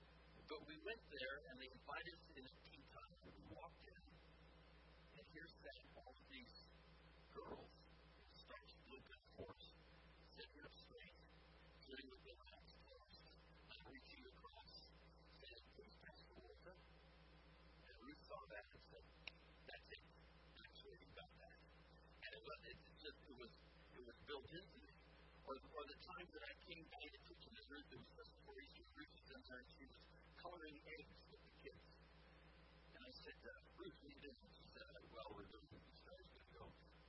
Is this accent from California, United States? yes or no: yes; California, United States; also born or lived in India; a difference that I was brought up in California and in India. It makes a difference.